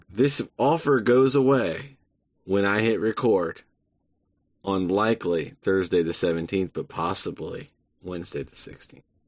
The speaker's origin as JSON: {"language": "English", "country": "United States", "said": "as an American"}